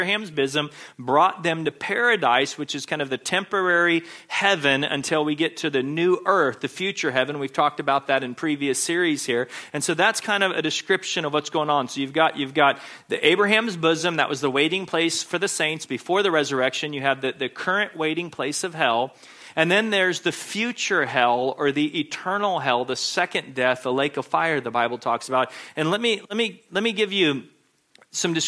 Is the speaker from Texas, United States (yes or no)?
yes; Texas, United States; When I was in elementary school growing up in Texas